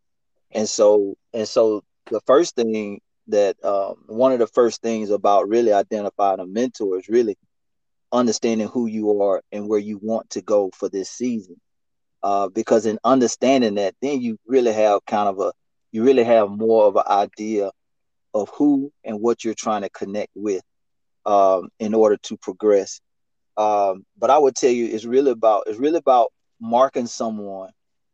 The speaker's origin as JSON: {"language": "English", "region": "Mississippi", "country": "United States", "tie": "born or raised there", "said": "born and raised in the MI double crooked letter. Born and raised in Mississippi"}